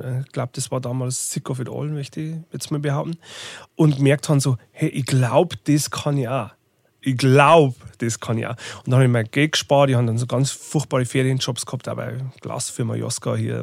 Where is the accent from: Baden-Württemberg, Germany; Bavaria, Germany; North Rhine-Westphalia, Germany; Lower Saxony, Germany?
Bavaria, Germany; Bodenmais; moved away as an adult; also born or lived in Regensburg / Munich / Berlin / Zwiesel; Wo ich herkomme, ist, ich komme aus dem Bayerischen Wald. äh, Bodenmeisung